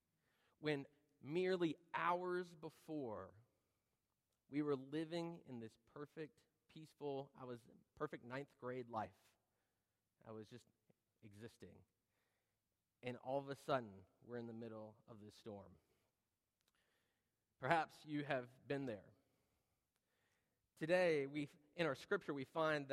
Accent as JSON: {"language": "English", "region": "North Carolina", "country": "United States", "tie": "born or raised there", "said": "That's one picture from my hometown"}